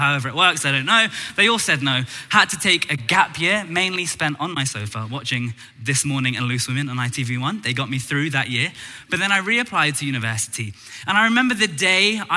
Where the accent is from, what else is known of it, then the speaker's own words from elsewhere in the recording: London, United Kingdom; I was born and raised in Tooting in Southwest London.